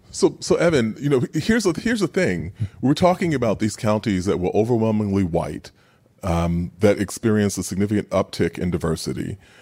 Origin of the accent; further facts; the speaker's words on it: New York City, New York, United States; growing up in Queens